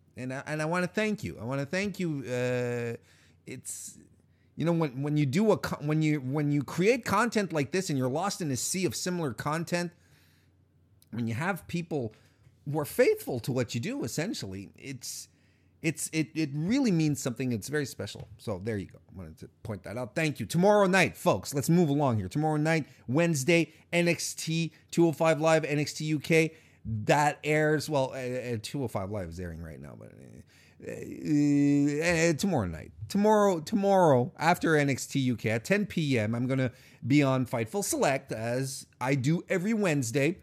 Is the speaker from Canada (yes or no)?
yes; Canada; I'm Canadian